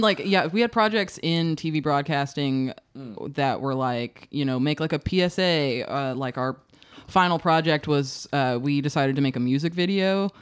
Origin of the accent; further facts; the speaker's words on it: Searcy, Arkansas, United States; I grew up in Searcy where, like, the only thing to do was, like, go to Hastings.